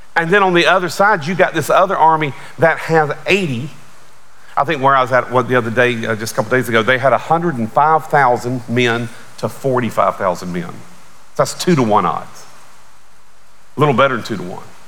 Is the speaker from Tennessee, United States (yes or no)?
no; Charlotte, North Carolina, United States; I grew up right outside of Charlotte.